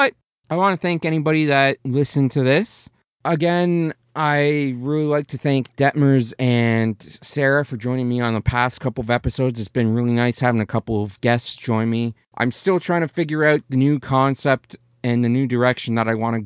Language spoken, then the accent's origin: English; Canada; I'm Canadian.